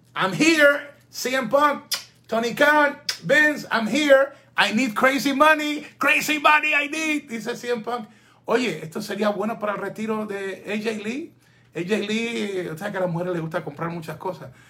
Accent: Ecuador; es mi tierra

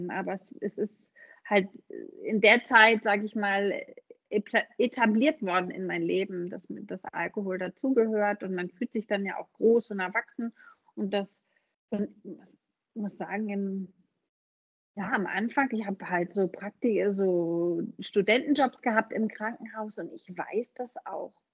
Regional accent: Hamburg, Germany; moved away as an adult; ich komme gebürtig aus Hamburg, wie man hört, ähm, und habe da 30 Jahre gelebt finde ich das richtig, und bin nach dem Studium der Liebe wegen nach Süddeutschland gezogen

